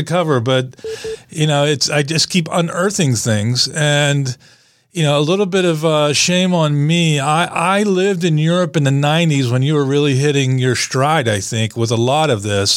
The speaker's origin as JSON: {"language": "English", "region": "Western Pennsylvania", "country": "United States", "tie": "born or raised there", "said": "I'm actually from Western Pennsylvania and grew up, you know, in the 70s"}